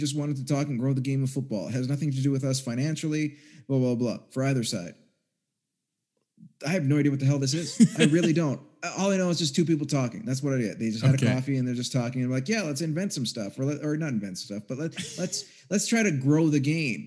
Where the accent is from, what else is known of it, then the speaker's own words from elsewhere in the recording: Canada; I grew up in Canada.